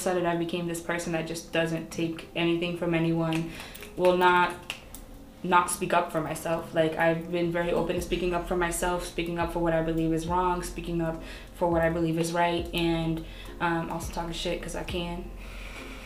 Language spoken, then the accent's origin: English; Brockton, Massachusetts, United States; also born or lived in Stoughton, Massachusetts / Taunton, Massachusetts; born and raised in Brockton, went to school here